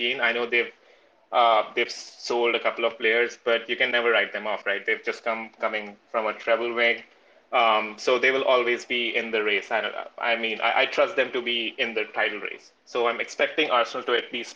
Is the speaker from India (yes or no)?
yes; India; now in California, United States; I'm originally from India